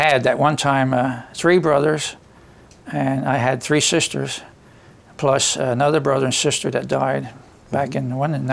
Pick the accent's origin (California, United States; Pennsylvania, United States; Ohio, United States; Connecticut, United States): Pennsylvania, United States; Swedesburg; I was living on the 300 block of Coach Street. Mm-hmm. I was born in December of 28, and I was born right in the house.